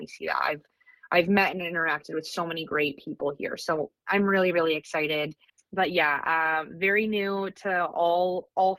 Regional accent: Fairbanks, Alaska, United States; I am born and raised in Fairbanks, Alaska

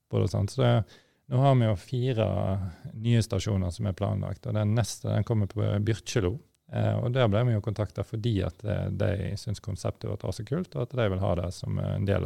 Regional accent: Stord, Vestland, Norway; jeg kom jo fra olje- og gassindustrien sjøl. Altså, jeg er jo født og oppvokst på Stord, som forhåpentligvis folk hører.

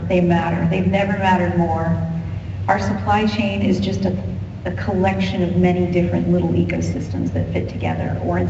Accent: Ohio, United States; I'm from Ohio

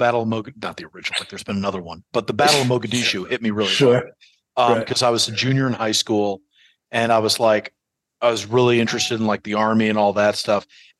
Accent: New York, United States

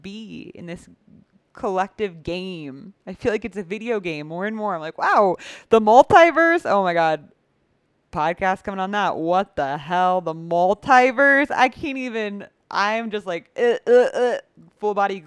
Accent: United States; moved away; what I grew up with in the United States

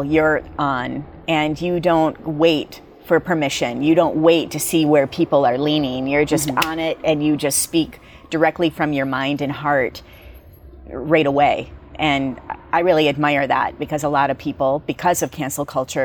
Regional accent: United States; we as Americans

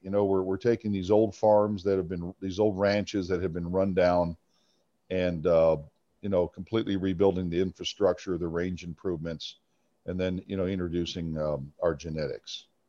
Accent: Arizona, United States; I grew up in Arizona

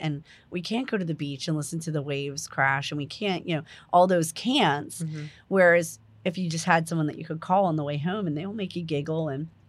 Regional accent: New Jersey, United States; moved away; I come from New Jersey. It's like a far off land. I'm originally from New Jersey.

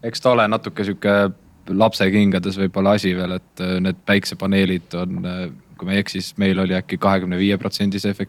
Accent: Tartu, Tartu County, Estonia; also born or lived in Viljandi; ma ise olen Tartust pärit ja käin, käin Viljandis koolis

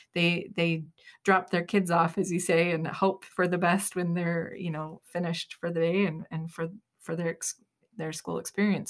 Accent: Utah, United States; We're from Utah

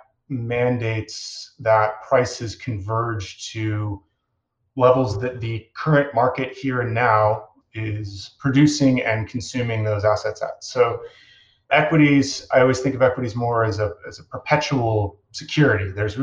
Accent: Chicago, Illinois, United States; I grew up in Chicago

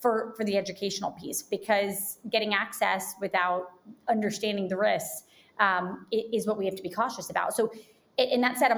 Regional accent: Jacksonville, Florida, United States; I grew up in Jacksonville, Florida

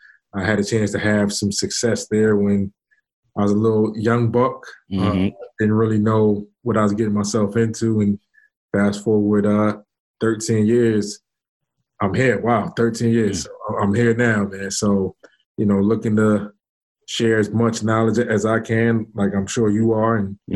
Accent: New York City, New York, United States; just growing up in New York City, playing in different playgrounds, watching different guys.

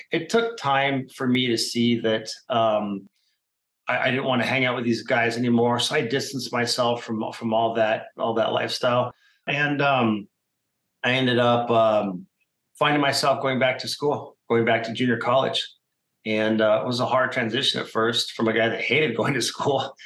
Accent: Phoenix, Arizona, United States; I'm a Phoenix native, meaning I was born here in Arizona

